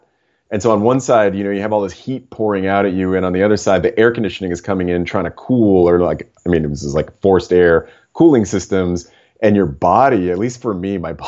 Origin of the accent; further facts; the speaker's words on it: Toronto, Ontario, Canada; I grew up in Toronto